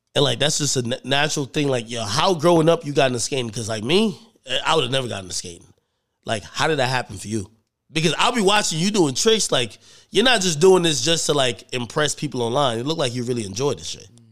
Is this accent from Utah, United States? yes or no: no; New Jersey, United States; I'm from Jersey